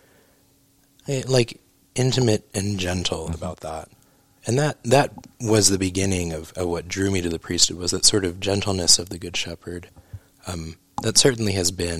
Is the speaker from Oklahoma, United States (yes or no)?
yes; Oklahoma, United States; also born or lived in St. Louis; I grew up in Oklahoma